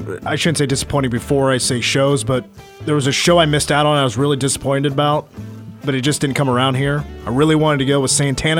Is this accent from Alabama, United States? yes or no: yes; Alabama, United States; accent: Auburn; Did you hear that accent? That was my Auburn accent. That's my Southern Alabama.